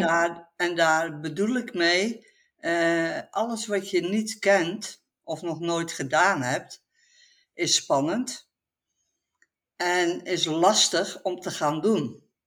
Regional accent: Dordrecht, South Holland, Netherlands; now in Etten-Leur, Netherlands; Ik kom oorspronkelijk uit het Westen, uit Dordrecht

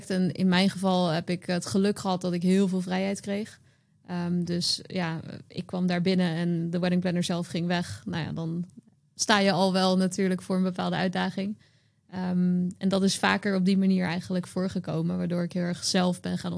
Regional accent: Utrecht, Netherlands; now in Rotterdam, Netherlands; ik was toen net naar Rotterdam verhuisd en ik kwam uit Utrecht.

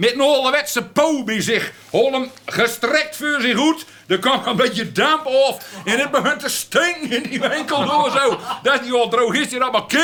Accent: Netherlands; Ik ben, ik ben Hollander

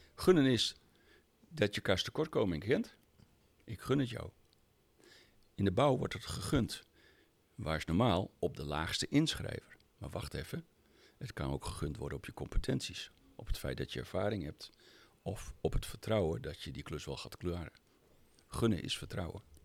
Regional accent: Friesland, Netherlands; ik ben Fries van oorsprong.

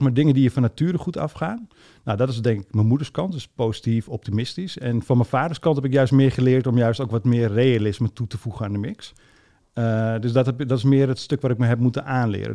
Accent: Almere, Flevoland, Netherlands; ik ben opgegroeid in Almere

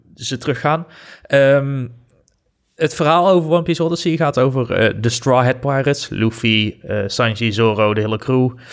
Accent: Netherlands; wij als Nederlanders

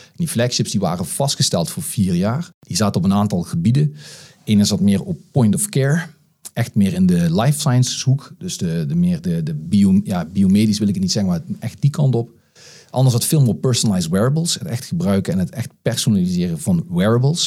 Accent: Geleen, Limburg, Netherlands; moved away as an adult; also born or lived in The Hague; Ik ben eh, geboren en getogen uh, eh, Geledenaar.

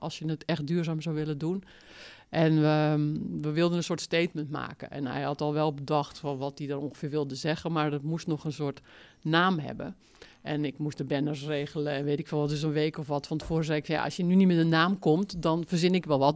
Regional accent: Zaanstreek, North Holland, Netherlands; accent: Zaans; moved away as an adult; also born or lived in Utrecht; ik kom uit de Zaanstreek en dat is een taal, Zaans

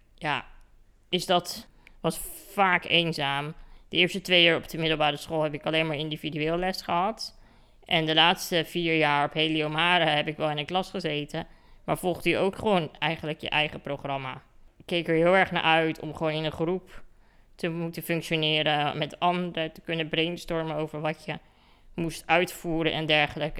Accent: Katwijk, South Holland, Netherlands; Ik kom dus uit Katwijk, aan de kust. En daar woon ik eh, in een heel erg mooi huis

